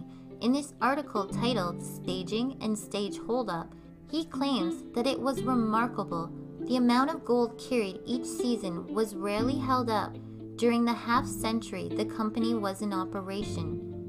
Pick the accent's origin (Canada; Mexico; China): Canada; Canadian podcast about the myths, legends, and just good old stories Canada has to tell.